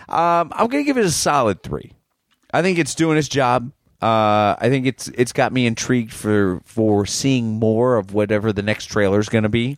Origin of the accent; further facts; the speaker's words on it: Boston, Massachusetts, United States; an American, especially someone from Boston